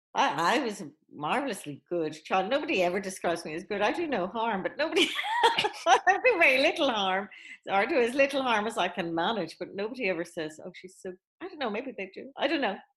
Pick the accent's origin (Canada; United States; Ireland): Ireland; I was in Catholic school growing up in Ireland